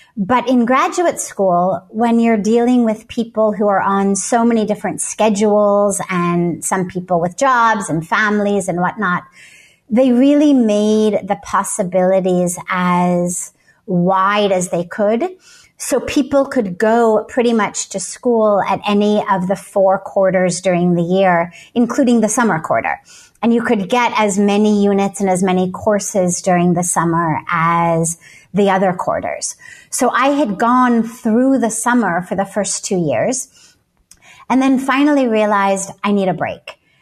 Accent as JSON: {"language": "English", "town": "Los Angeles", "region": "California", "country": "United States", "tie": "born or raised there", "said": "I grew up in Los Angeles"}